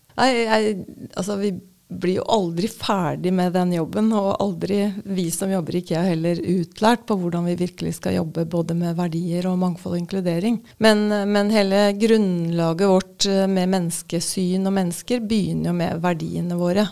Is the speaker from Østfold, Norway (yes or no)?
yes; Moss, Østfold, Norway; accent: Østfold dialect; moved away as an adult; now in Oslo, Norway; jeg er oppvokst på mm, en gård på Jeløya utenfor Moss.